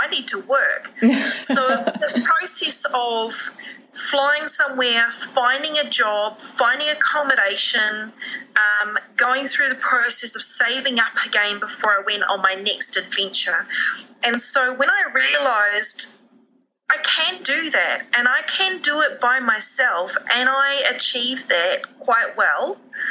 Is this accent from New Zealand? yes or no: yes; New Zealand; being Kiwi